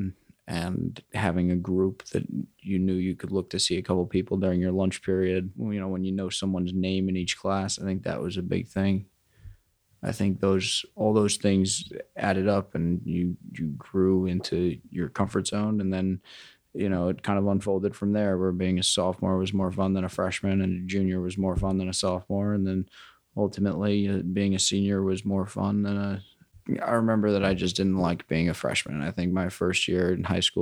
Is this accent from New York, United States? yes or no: yes; New York City, New York, United States; also born or lived in Riverdale, Bronx / Queens; I grew up on the Upper West Side, briefly lived in Riverdale, and I currently live in Queens